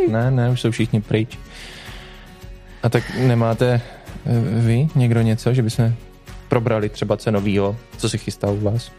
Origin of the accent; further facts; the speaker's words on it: Popice, South Moravian Region, Czechia; naší rodné vesničky